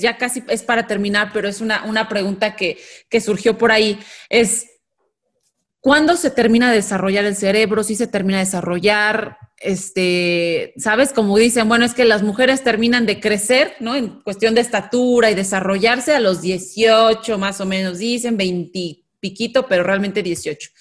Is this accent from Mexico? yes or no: yes; Mexico; los mexicanos